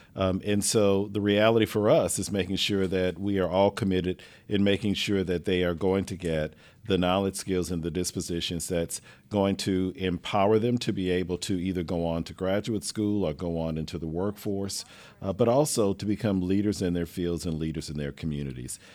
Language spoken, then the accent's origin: English; Lake Charles, Louisiana, United States; moved away as an adult; also born or lived in New Orleans, Louisiana; now in Houston, United States; I grew up in Lake Charles, Louisiana